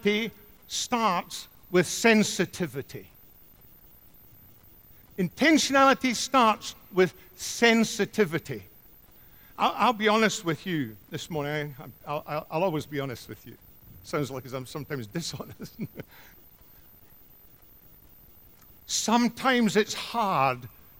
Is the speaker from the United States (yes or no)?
no; Scotland, United Kingdom; growing up in Scotland